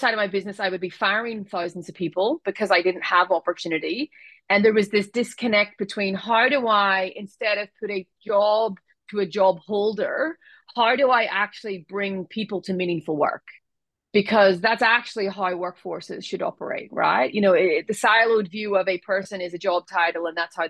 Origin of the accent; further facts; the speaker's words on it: Ireland; moved away; as you can hear from my accent, I was born in Ireland. I come from a very large family